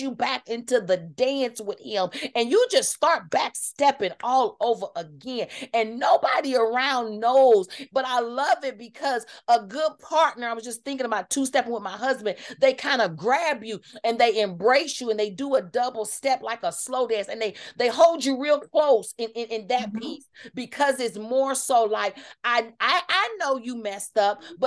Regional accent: Kansas City, United States; I'm from Kansas City

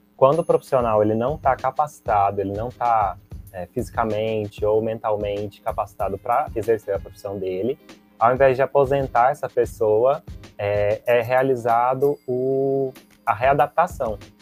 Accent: Goiânia, Goiás, Brazil; eu sou de Goiânia

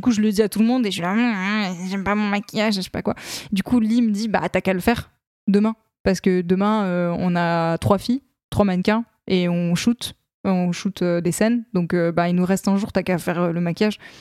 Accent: Lorraine, Grand Est, France; J'ai grandi en Lorraine

